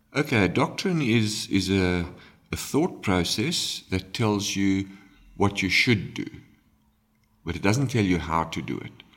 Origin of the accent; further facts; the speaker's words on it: South Africa; we live in South Africa, we are ultimately Africans